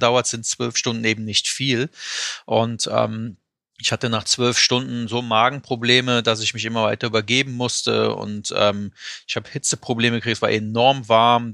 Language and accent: German; Euskirchen, North Rhine-Westphalia, Germany; ich komme aus der Eifel, ähm, also in Euskirchen, um genau zu sein, in der Nähe von Köln-Bonn